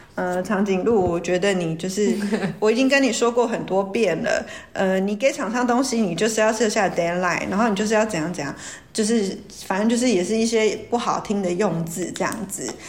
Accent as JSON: {"language": "Chinese", "region": "Taoyuan", "country": "Taiwan", "said": "我大学毕业第一家是在桃园"}